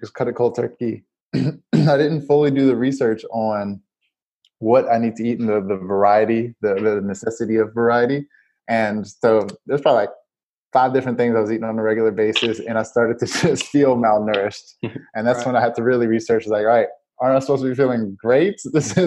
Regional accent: New Orleans, Louisiana, United States; I'm from Louisiana, New Orleans, and so we cook a lot down there. And so I grew up on cooking.

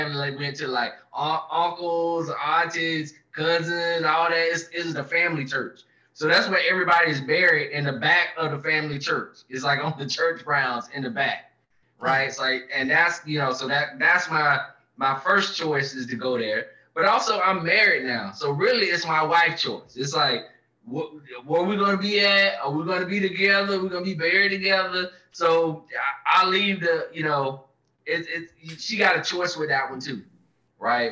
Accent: the South, United States; moved away; I grew up in the South

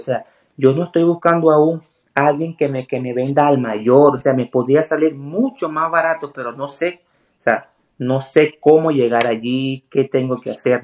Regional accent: Puerto La Cruz, Anzoátegui, Venezuela; moved away as an adult; also born or lived in Colombia / Ecuador / Bolivia; now in United States; Soy de Puerto La Cruz, una zona que es muy costera

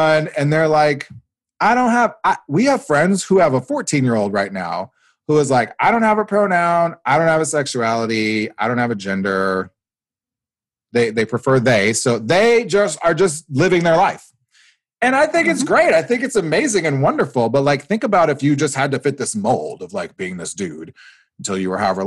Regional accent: Nebraska, United States; moved away as an adult; also born or lived in Iowa; I grew up in Nebraska. I did my undergrad in Iowa

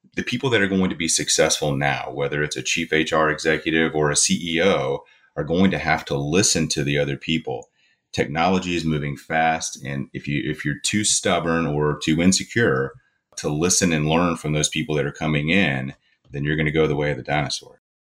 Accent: Eastern Kentucky, United States; I'm from Eastern Kentucky

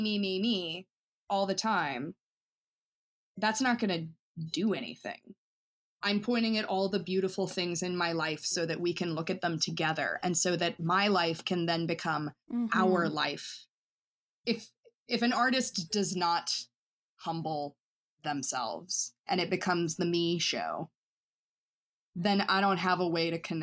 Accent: Asheville, North Carolina, United States; You know, like I grew up moving all over the South, and I always say that I grew up in Asheville, North Carolina, just because that's where my family sort of settled after a lot of moving.

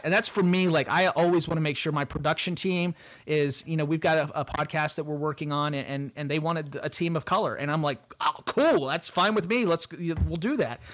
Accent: Appalachia, United States; I'm from Appalachia.

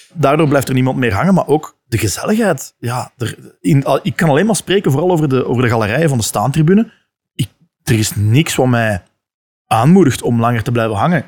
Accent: Leuven, Flanders, Belgium; ik kom uit Leuven

